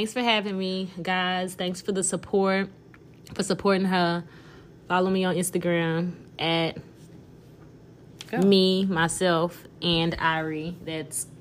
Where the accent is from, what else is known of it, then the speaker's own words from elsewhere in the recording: Barbados; now in Houston, United States; as a Bayesian woman